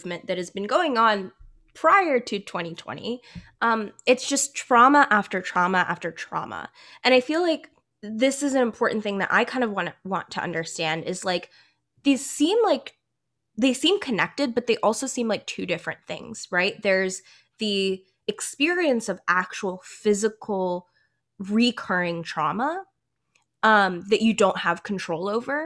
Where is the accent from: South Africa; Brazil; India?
India; Punjab; moved away; I am Punjabi. I was born in India. I was born in Punjab.